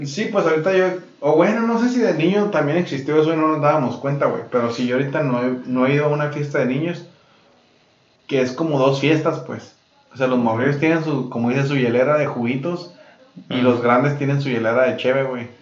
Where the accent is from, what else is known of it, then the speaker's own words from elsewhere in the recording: Mexico; now in United States; las piñatas de cuando crecimos, güey, en México